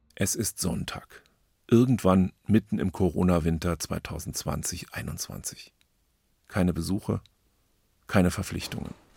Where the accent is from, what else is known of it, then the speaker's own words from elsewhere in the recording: Berlin, Germany; als Berliner Junge